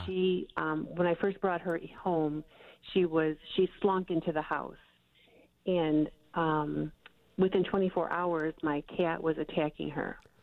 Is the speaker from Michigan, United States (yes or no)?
yes; Michigan, United States; I'm from Michigan